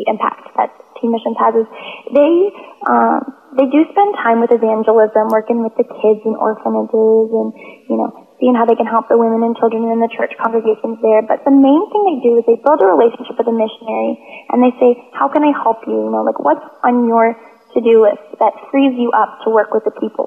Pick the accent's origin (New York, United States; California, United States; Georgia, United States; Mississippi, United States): Georgia, United States; I'm from Georgia in the States